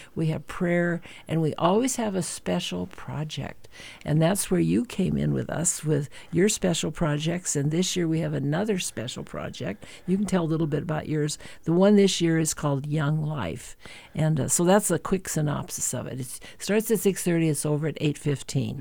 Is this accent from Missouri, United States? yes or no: no; Helena, Montana, United States; also born or lived in Winston, Montana; now in Great Falls, United States; Born and raised in Helena, but I did spend the first five years of my life on a ranch out uh, near Winston, Montana, or between Helena and Townsend